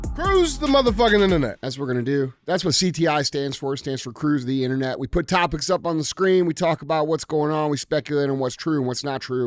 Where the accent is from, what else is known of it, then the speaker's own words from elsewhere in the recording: St. Louis, Missouri, United States; I'm from Saint Louis